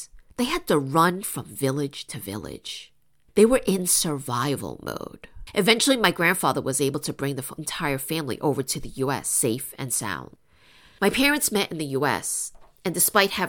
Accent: New York, United States; I was born and raised in New York by my immigrant parents from China

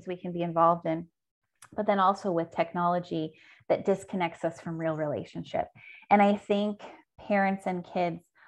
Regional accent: a small town in Southern California, United States; a small town in Southern California. Those do exist. And so that school, I didn't even go to the high school, but we only had one high school in that town

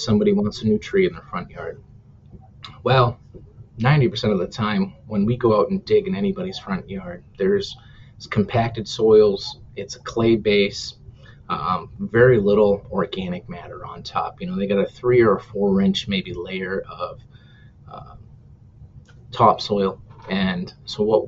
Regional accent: New Hampshire, United States; also born or lived in Minnesota; now in Minneapolis, United States; I'm originally from New Hampshire, and I thought, we always had pretty extreme temperatures and, hard winters. I moved out here to Minnesota

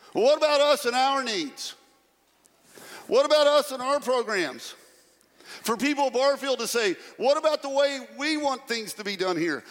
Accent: Pratt, United States; born or raised there; now in Murfreesboro, United States

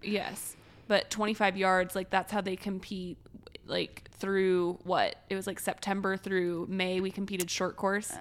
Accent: Springfield, Missouri, United States; moved away; I grew up in Springfield, Missouri

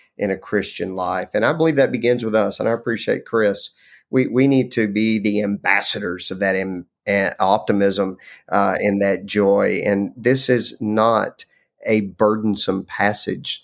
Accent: Lubbock, Texas, United States; I grew up in Lubbock, Texas, which was a fabulous place to grow up

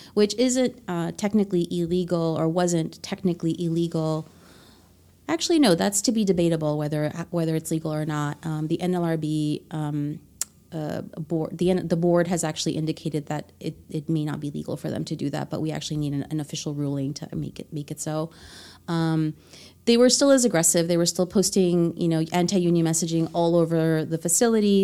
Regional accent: Honduras; English is a second language; moved away; I was born in Honduras

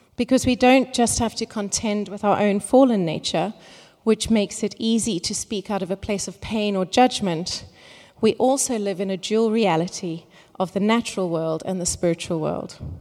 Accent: Cape Town, Western Cape, South Africa; moved away; I am originally from Cape Town

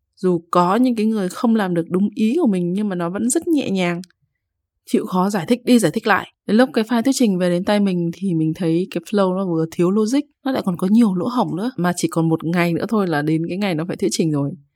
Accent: Hai Phong, Vietnam; now in Hanoi, Vietnam; Hồi nhỏ thì ông ở Bắc Ninh còn mình thì ở Hải Phòng

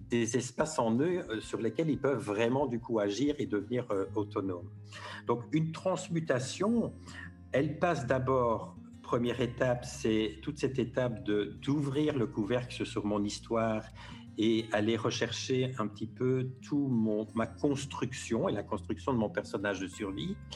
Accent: Belgium; now in Paris, France; Moi, j'ai un peu vu ça quand j'ai quitté la Belgique en 2012 pour aller m'installer à Paris. Euh, j'ai découvert un, peu une autre culture, alors que je me disais, euh, il y a juste 300 km, on parle la même langue, ça va être pareil.

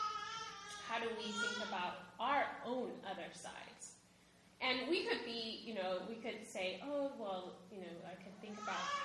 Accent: Sacramento, California, United States; I grew up in Sacramento, California, which is the capital of California

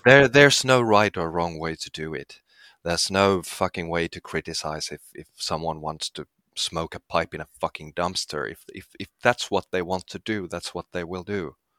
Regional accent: Finland; I'm from Finland.

